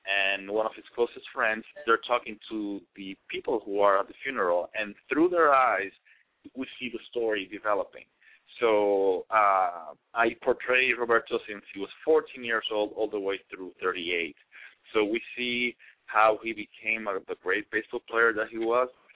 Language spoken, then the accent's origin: English; Puerto Rico; English is a second language; moved away as an adult; now in United States; I was born and raised in PR as well